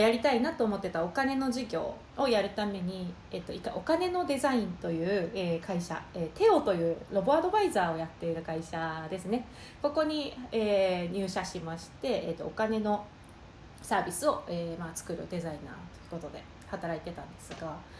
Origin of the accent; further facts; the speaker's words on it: Tokushima, Japan; moved away as an adult; also born or lived in Tokyo / San Francisco; もともと東京の大学に、徳島県の土井長から、えー、東京の大学に出てきまして